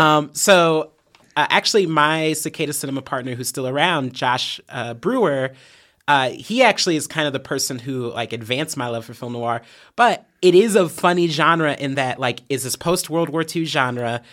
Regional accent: Fort Wayne, Indiana, United States; moved away as an adult; now in Bloomington, United States; I was raised in Fort Wayne, um, I was born there

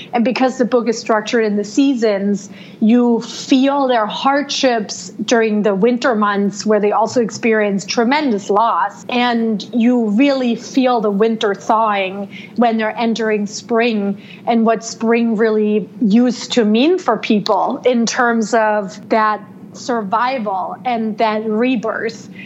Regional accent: Germany; now in United States; I was born and raised in Germany

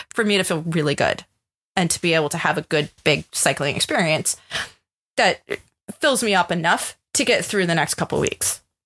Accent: United States; being an American

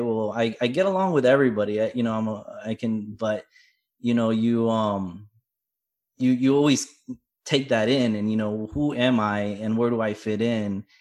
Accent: South Florida, United States; I was born in Florida

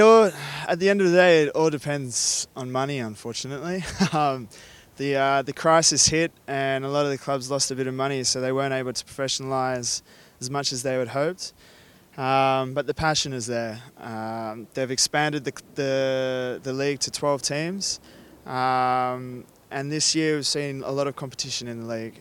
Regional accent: Australia; moved away as an adult; now in Spain; An Australian Gallego Maori boy

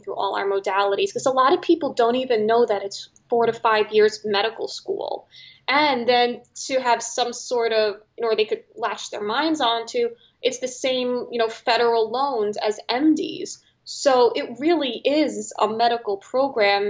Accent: New York City, New York, United States; I am from New York City, so at least I was going back home

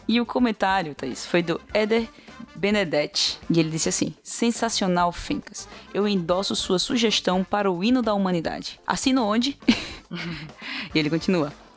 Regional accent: Recife, Pernambuco, Brazil; sou de Recife

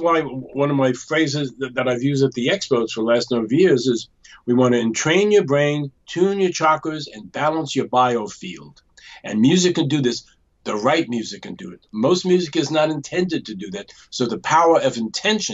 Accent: New York, United States; I also come from New York

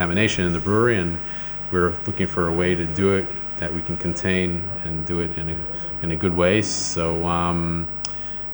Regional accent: United States; moved away; we're American

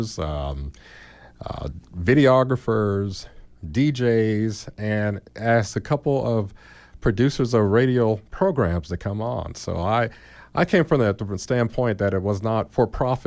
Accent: Gary, Indiana, United States; moved away; I went up to my hometown of Gary, and if, as you know, we're overly populated with Gary, Indiana people.

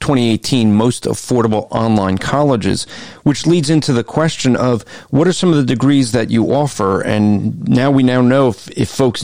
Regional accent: New Jersey, United States; I come from Jersey

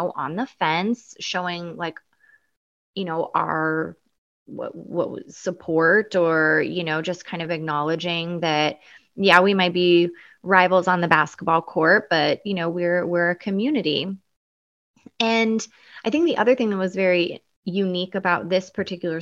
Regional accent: Eugene, Oregon, United States; I grew up in Eugene, Oregon.

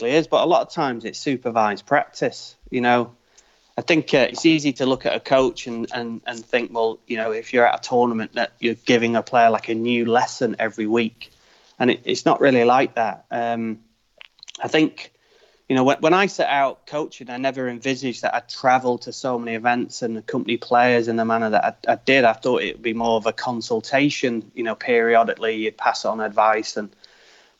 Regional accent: United Kingdom; I'm British

